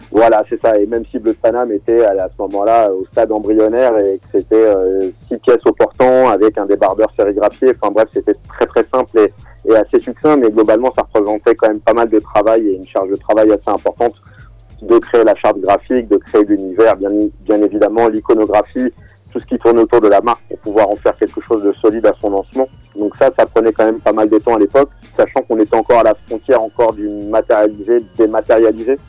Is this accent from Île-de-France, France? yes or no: yes; southern suburbs of Paris, Essonne, Île-de-France, France; je suis un enfant de la banlieue sud de, Paris, euh, plus précisément du 91